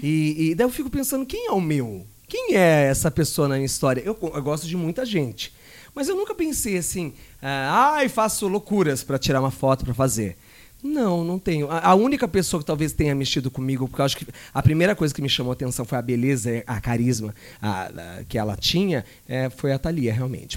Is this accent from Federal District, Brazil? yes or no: no; Jacareí, São Paulo, Brazil; moved away; lá na minha cidade que tinha Jacareí